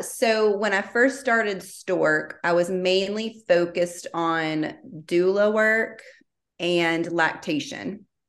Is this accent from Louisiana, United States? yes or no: yes; Baton Rouge, Louisiana, United States; moved away as an adult; now in Austin, United States; I am from Baton Rouge, born and raised. So I, I was there until I got engaged in 2012.